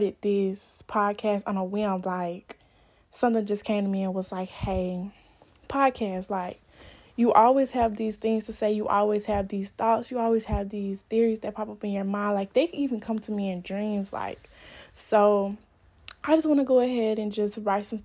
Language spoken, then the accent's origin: English; Stuttgart, Arkansas, United States; also born or lived in northern Florida; now in Florida, United States; I'm from Stuttgart, Arkansas, but I live in Florida right now, in northern Florida.